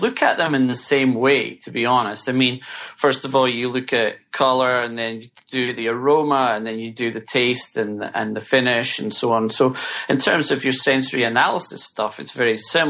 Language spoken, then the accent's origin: English; Scotland, United Kingdom; now in United States; I'm from Scotland